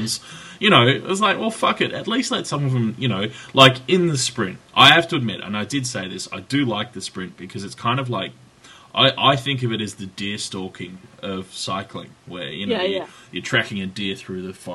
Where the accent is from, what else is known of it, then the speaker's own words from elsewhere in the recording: Australia; I'm Australian